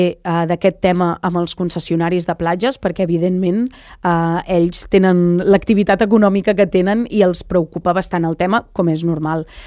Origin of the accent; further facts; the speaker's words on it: Lloret de Mar, Catalonia, Spain; jo vaig néixer i créixer a Lloret, ai, a Canyelles